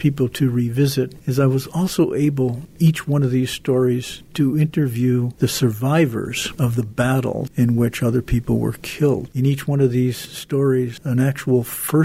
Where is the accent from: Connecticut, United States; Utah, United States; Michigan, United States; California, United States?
Connecticut, United States; Waterbury; my growing up in Waterbury, son of an Italian immigrant